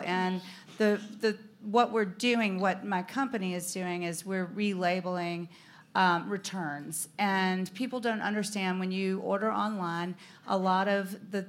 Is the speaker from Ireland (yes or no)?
no; the South, United States; we're Southern girls. And she said, I'm from the South. You're from the South.